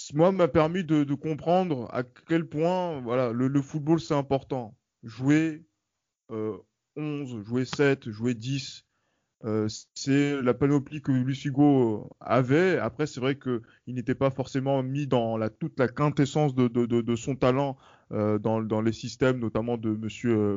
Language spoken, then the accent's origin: French; France; on est français